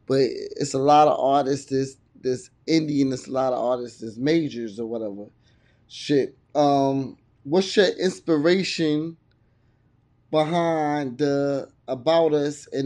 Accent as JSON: {"language": "English", "region": "Virginia", "country": "United States", "said": "I'm from Virginia. I'm in Virginia"}